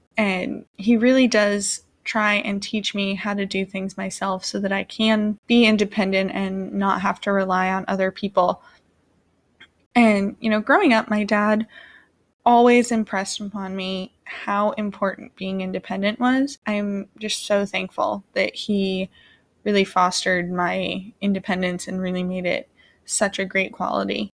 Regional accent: Vermont, United States; moved away; I grew up in Vermont

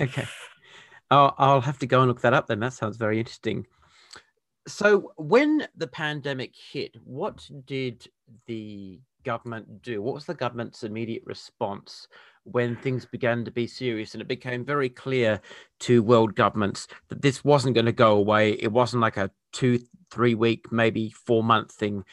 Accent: Perth, Western Australia, Australia; now in Adelaide, Australia; I was born and raised in Perth, which is the capital of Western Australia.

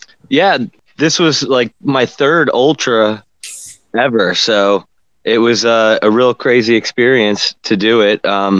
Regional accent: Florida, United States; I call myself like a what is it, a original Floridian. I was born and raised here

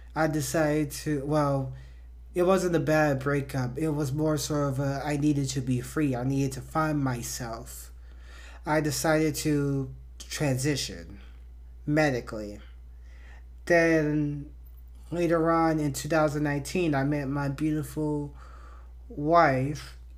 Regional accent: Miami, Florida, United States; I was born and raised in Miami, Florida

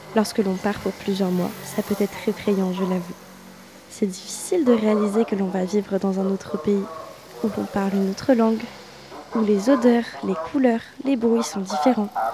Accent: Le Mans, Pays de la Loire, France; moved away as an adult; now in Rennes, France; je suis originaire du Mans, une ville magnifique où les rillettes et les 24 heures sont des fiertés nationales.

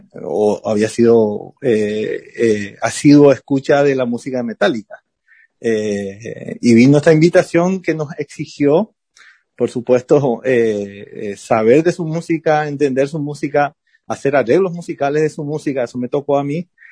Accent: Carapeguá, Paraguarí, Paraguay; born or raised there; also born or lived in Buenos Aires, Argentina / Asunción, Paraguay

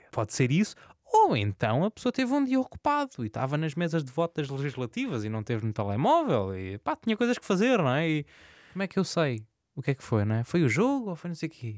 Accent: Santa Maria, Azores, Portugal; moved away as an adult; now in Lisbon, Portugal; Sou de Santa Maria, nos Açores, uh, moro em Lisboa, na Misericórdia

